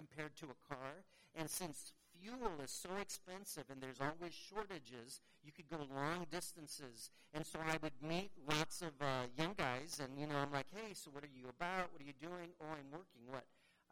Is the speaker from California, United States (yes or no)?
yes; San Francisco, California, United States; I was born in San Francisco